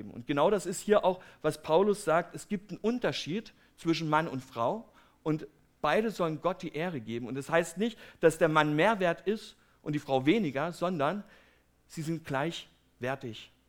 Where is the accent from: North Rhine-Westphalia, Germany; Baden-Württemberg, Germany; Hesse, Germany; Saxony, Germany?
Saxony, Germany; Herrnhut; Ich komme ja aus Herrnhut, das ist eine kleine Stadt in Sachsen, und die ist relativ bekannt durch die Missionsgeschichte.